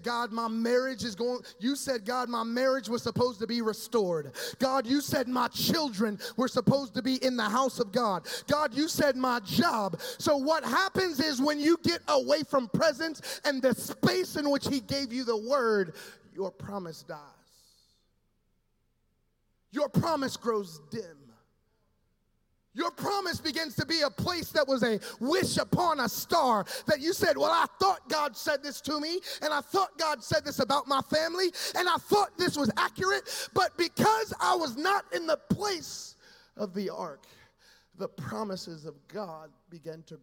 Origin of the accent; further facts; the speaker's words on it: Dayton, Ohio, United States; also born or lived in Florida; now in Southern Florida, United States; grew up in Ohio. I'm a Dayton kid.